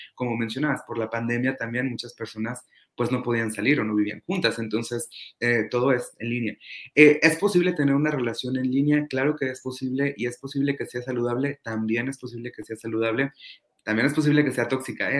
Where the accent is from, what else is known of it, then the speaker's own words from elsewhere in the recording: Toluca, State of Mexico, Mexico; now in Ensenada, Mexico; soy mexicano, nací en, el Estado de México, en la ciudad de Toluca, y actualmente radico en Ensenada, Baja California